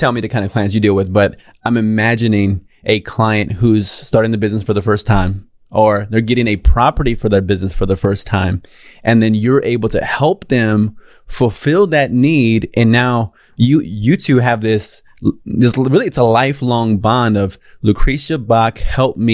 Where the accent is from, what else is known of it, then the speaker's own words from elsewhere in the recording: San Antonio, Texas, United States; I grew up here in San Antonio